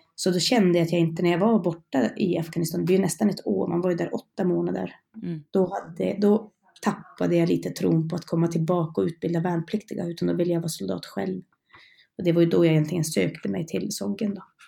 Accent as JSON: {"language": "Swedish", "region": "Norrland", "country": "Sweden", "also_born_or_lived": "Karlsborg", "moved": "as an adult", "said": "Jag är en norrlänning så jag hade ju långt hem till mina föräldrar och släkt"}